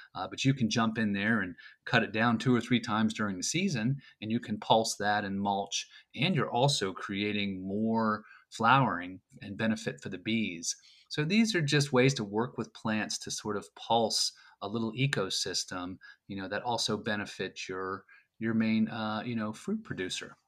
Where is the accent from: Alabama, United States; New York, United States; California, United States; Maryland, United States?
Maryland, United States; Frederick; I'm from Frederick, Maryland, and I'm living here just north of downtown